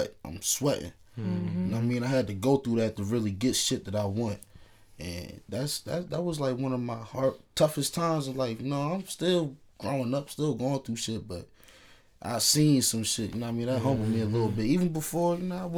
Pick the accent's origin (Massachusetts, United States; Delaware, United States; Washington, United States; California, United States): Delaware, United States; also born or lived in Newark, Delaware; I'm from Delaware